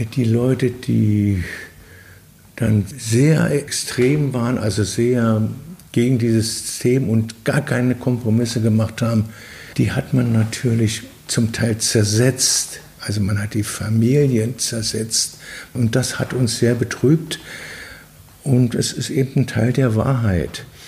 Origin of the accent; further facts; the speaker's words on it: Belgium; moved away; also born or lived in West Berlin, Germany / East Berlin, Germany; als Außenstehender, als Belgier